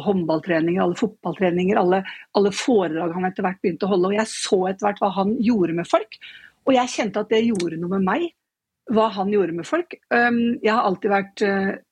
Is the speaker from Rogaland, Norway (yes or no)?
no; Nøtterøy, Vestfold, Norway; Jeg er fra Nøtterøy